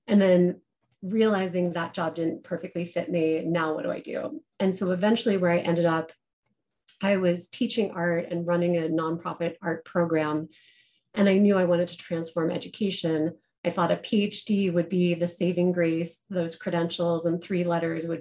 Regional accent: Colorado, United States; moved away; also born or lived in Denver; I am a Colorado girl. I live in Denver now, but I grew up in the mountains and then moved in and out of the state until I came back.

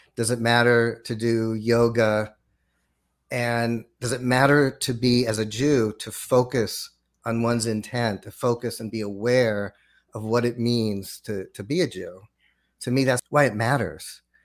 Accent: Los Angeles, California, United States; growing up in Los Angeles, went to public school in in Los Angeles

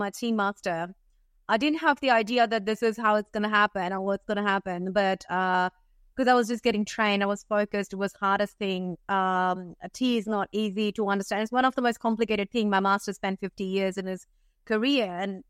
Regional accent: India; moved away as an adult; now in Australia; Okay, so I'm born in India. I lived in India. I grew up in India and moved to Australia at the age of 21. I'm 35, almost 35 right now.

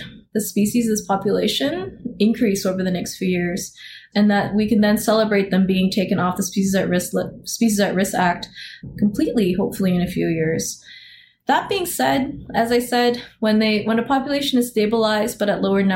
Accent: Alberta, Canada; I grew up in Alberta, so I played in the mountains

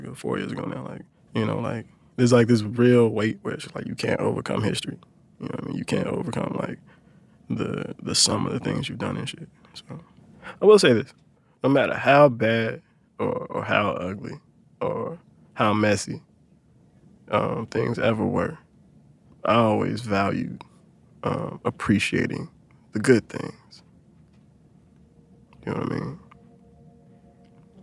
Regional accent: the South, United States; now in New England, United States; I was from the South

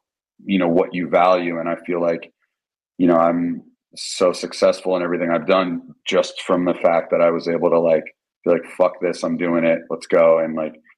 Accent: New Jersey, United States; moved away; I was from New Jersey. I was raised in New Jersey

